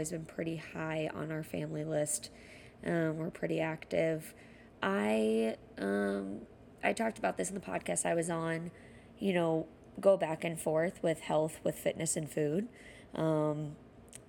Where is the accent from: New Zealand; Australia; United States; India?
United States; Dallas, Texas; moved away as an adult; also born or lived in Iowa City, Iowa; now in Chicago, United States; I am from Dallas, Texas. Lived there for majority of my life